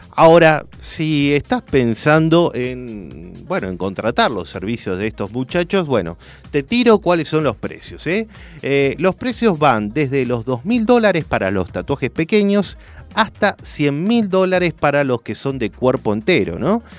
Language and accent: Spanish; Argentina; soy un argentino más